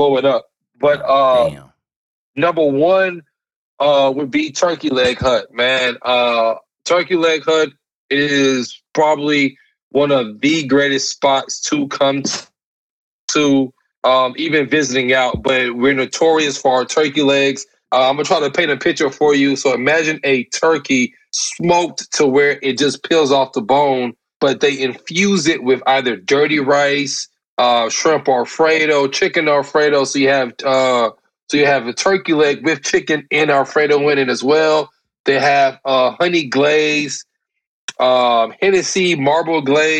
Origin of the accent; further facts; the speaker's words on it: Missouri City, Texas, United States; I'm from Mo City, Texas